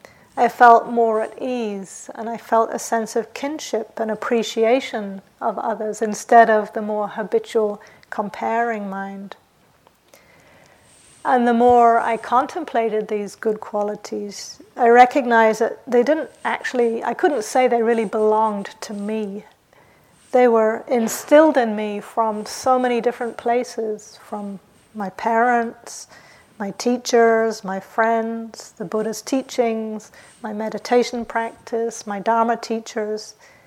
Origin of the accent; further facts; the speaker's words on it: England, United Kingdom; also born or lived in New Zealand; So I grew up in England and New Zealand, and in those countries there's this idea that you shouldn't blow your own trumpet.